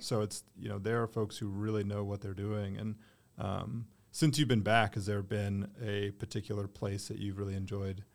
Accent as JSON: {"language": "English", "town": "Durham", "region": "North Carolina", "country": "United States", "tie": "born or raised there"}